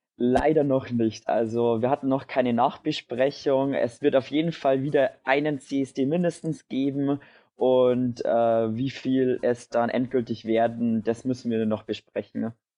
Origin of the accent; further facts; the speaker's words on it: near Dingolfing, Bavaria, Germany; ich komme aus der Nähe von Dingolfing